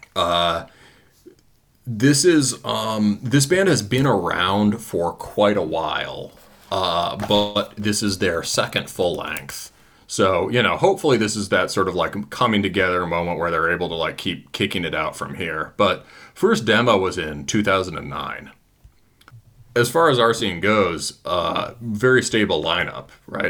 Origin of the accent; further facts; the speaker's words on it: Midwest, United States; I'm I'm from the Midwest